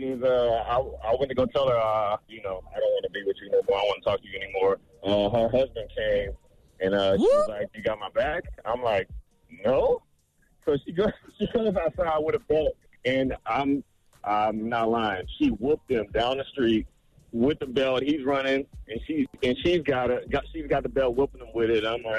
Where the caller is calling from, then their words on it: Orlando, Florida, United States; I'm calling from Orlando, Florida.